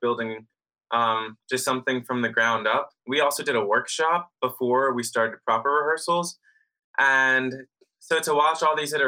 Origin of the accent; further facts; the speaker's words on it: South Jersey and Philadelphia, New Jersey, United States; I'm from South Jersey and Philly, just like right across the bridge. And I grew up around there.